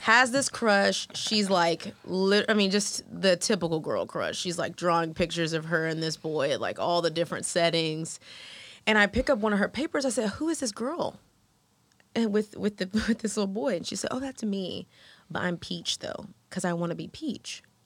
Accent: Houston, Texas, United States; moved away as an adult; now in Atlanta, United States; Black American woman who grew up in Houston with a super diverse crowd

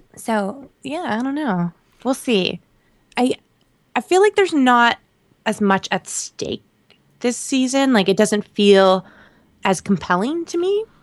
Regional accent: Canada; moved away; I'm still Canadian

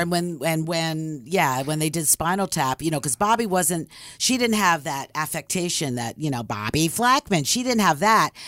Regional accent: Philadelphia, Pennsylvania, United States; I'm from Philly

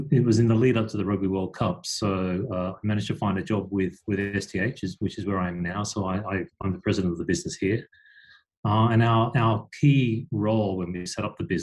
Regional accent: Australia; moved away as an adult; now in Japan; I'm an Aussie as well here in Japan

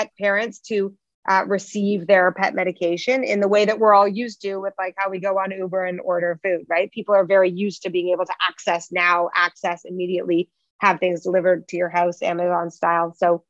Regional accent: Toronto, Ontario, Canada; most of our business is in the U.S., although we are born and raised in Toronto.

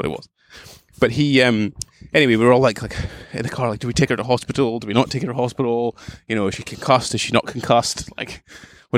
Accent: Aberdeen, Scotland, United Kingdom; I'm from Aberdeen

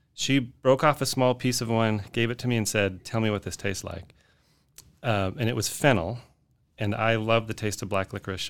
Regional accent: Salt Lake City, Utah, United States; moved away as an adult; also born or lived in Austin, Texas; now in Fort Worth, United States; I grew up in Salt Lake City, Utah

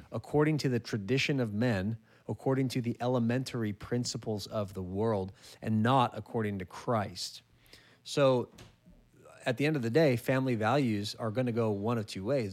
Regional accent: California, United States; my home state of California

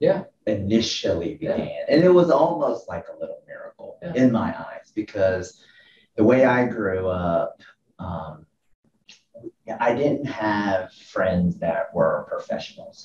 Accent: Atlanta, Georgia, United States; I'm from the Atlanta area, and so I went to high school here, over here in Norcross.

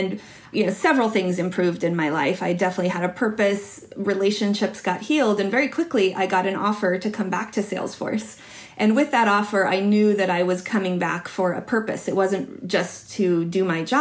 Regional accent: Utah, United States; So I grew up in Utah in a really religious environment, and we were not religious

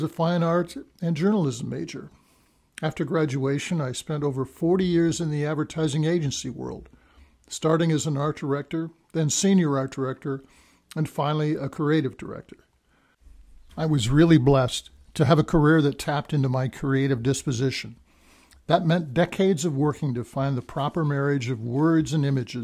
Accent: Minnesota, United States; now in Cedar Rapids, United States; a boy growing up in Minnesota

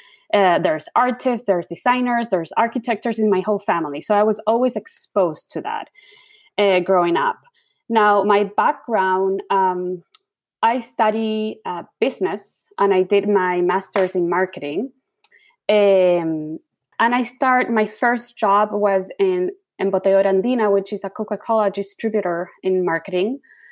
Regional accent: Chile; moved away as an adult; now in United States; I was born and raised in Chile. I have an American mom, a Chilean dad. So I was always exposed with the American culture and the Chilean culture.

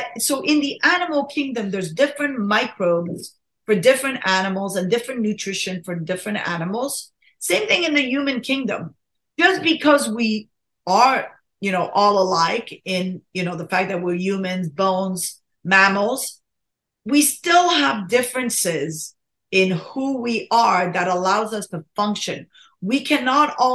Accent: Morocco; moved away; I was born in Morocco, right? And my parents fed me like, you know, brain and spleen and mammary glands.

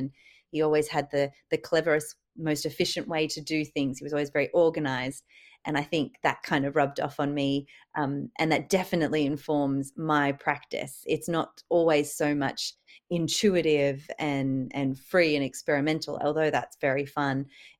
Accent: Sydney, New South Wales, Australia; I am originally from Sydney, did my fine art degree down there

